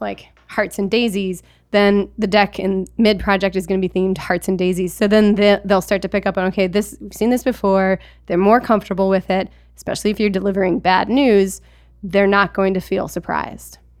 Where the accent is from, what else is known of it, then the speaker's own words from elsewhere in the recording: Alaska, United States; I grew up in Alaska, and so I, I grew up with skis attached to my feet